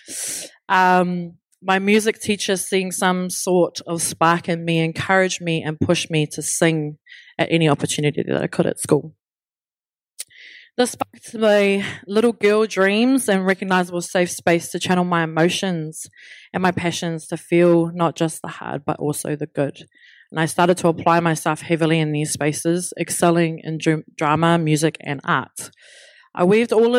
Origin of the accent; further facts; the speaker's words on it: Brisbane, Queensland, Australia; I was born in Brisbane, Australia, and I did most of my schooling unaware of my whakapapa.